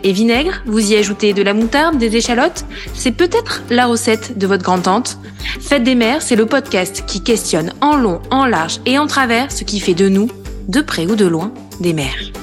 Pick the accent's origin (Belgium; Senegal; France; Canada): France; Corrèze, Nouvelle-Aquitaine; now in Paris, France